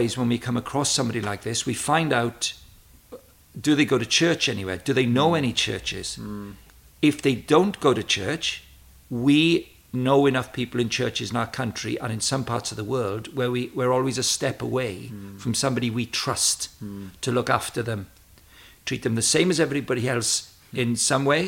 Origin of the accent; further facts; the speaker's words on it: Wales, United Kingdom; moved away; also born or lived in Cambridge; I was a natural talker, being a Welshman